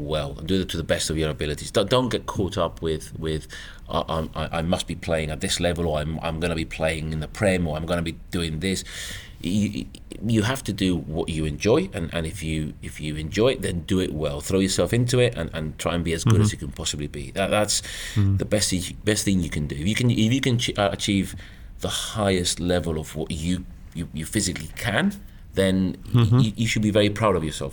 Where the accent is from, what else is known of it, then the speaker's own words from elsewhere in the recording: Gibraltar; moved away as an adult; now in United Kingdom; I was very fortunate to be brought up in Gibraltar